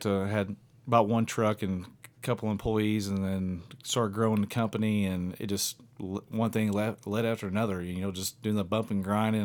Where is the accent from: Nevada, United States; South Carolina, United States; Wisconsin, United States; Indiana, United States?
Indiana, United States; near Evansville, Southwest; I'm from Southwest Indiana, just outside of Evansville, Indiana. And I came from, um, a, a small town, and grew up hunting.